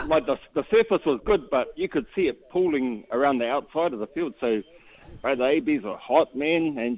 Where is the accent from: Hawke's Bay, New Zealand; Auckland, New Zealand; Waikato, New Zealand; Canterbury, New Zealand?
Waikato, New Zealand; Huntly; I run the street, but I'm from Huntley.